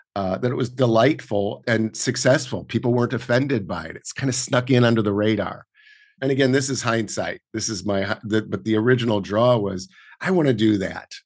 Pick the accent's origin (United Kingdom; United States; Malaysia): United States; Portland, Oregon; now in New York, United States; while I was growing up in Oregon and then f, later on rural Oregon